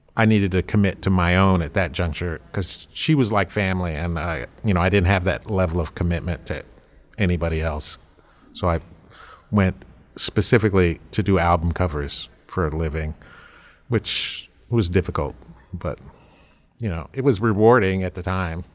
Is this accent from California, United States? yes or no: yes; Berkeley, California, United States; moved away as an adult; also born or lived in Los Angeles / Harlem, New York; now in New York, United States; when I grew up in Berkeley